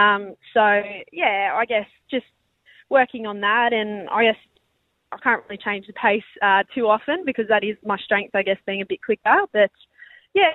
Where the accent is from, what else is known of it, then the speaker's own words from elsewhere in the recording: Penrith, New South Wales, Australia; moved away as an adult; now in Perth, Australia; I know some people from my hometown in Penrith probably weren't too happy about it, including my own mother.